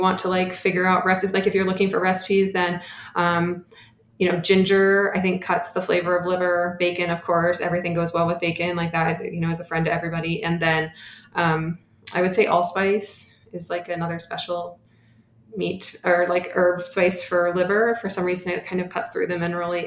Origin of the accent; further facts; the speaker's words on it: Bay Area, California, United States; I grew up in the Bay Area